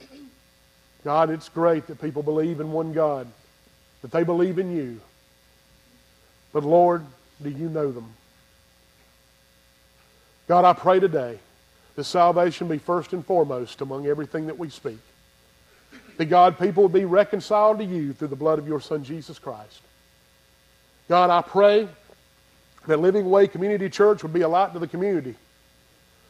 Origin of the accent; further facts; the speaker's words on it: Greer, South Carolina, United States; I'm from Greer, South Carolina